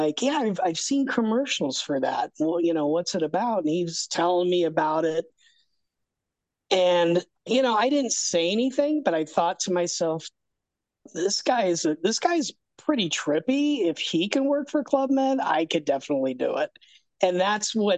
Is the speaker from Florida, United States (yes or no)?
no; Arcadia, California, United States; I grew up in Southern California in a town called Arcadia, which is right next to Pasadena